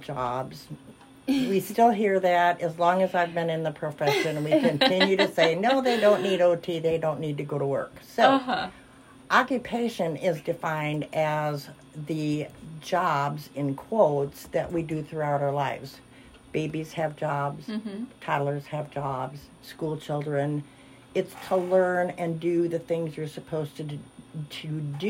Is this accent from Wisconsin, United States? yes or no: yes; Wisconsin, United States; moved away as an adult; also born or lived in Milwaukee, Wisconsin; now in Missouri, United States; I'm really from Wisconsin